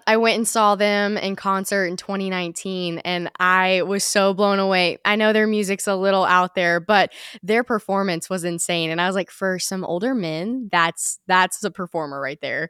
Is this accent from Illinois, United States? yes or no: no; Chesapeake, Virginia, United States; I was born in Chesapeake, Virginia, or, you know, we say Virginia Beach because nobody knows where Chesapeake is